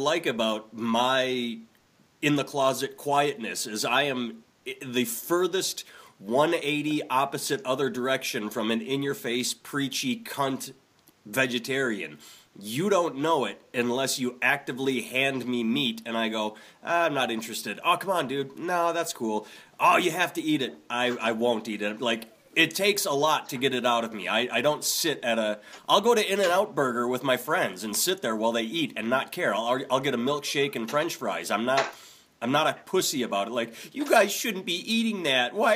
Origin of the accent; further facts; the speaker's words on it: Wisconsin, United States; I grew up in Wisconsin, so I'm used to Oconomowoc, Milwaukee, all the Native American sounding names